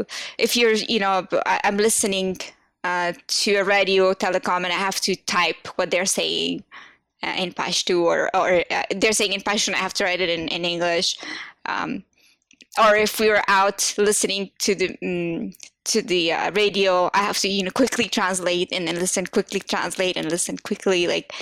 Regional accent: United States; Second, I am from the States and I'm in between the whole American environment team.

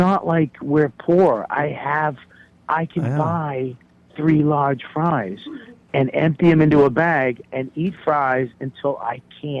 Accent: Boston, Massachusetts, United States; moved away as an adult; now in New York City, United States; I'm from Boston. I've lived in New York for over 15, 16 years.

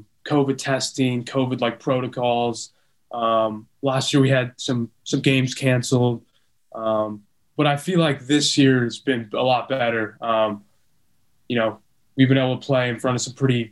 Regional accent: Del Mar, California, United States; Growing up in San Diego

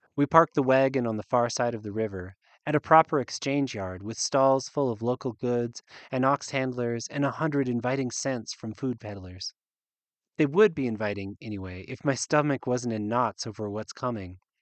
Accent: United States; accent: unmarked American; also born or lived in Uganda; an unmarked American accent, my accent

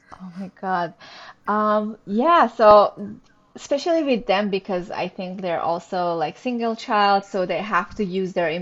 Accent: Iran; moved away as an adult; also born or lived in Montreal, Canada; now in Toronto, Canada; I'm originally from Iran. Uh, we immigrated to Canada with my husband in 2011

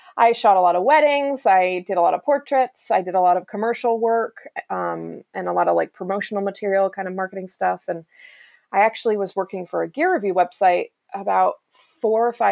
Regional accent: Colorado, United States; also born or lived in Vermont; now in Alaska, United States; I was born in Vermont, raised in Colorado

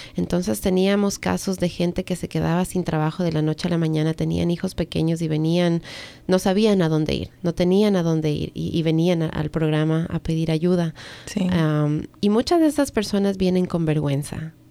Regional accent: Ecuador; now in United States; yo nací en Ecuador

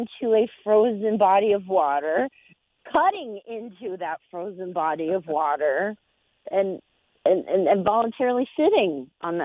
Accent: Nevada, United States; moved away; I'm originally from Nevada, and even though we have mountains and all that good stuff, we don't do this.

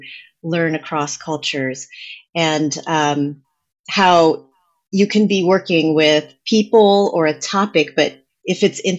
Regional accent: New Jersey, United States; first language English; growing up in New Jersey

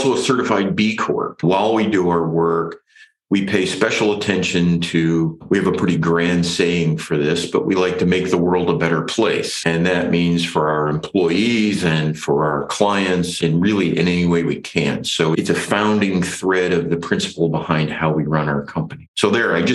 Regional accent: Ohio, United States; I grew up on a farm in Ohio in the Midwest

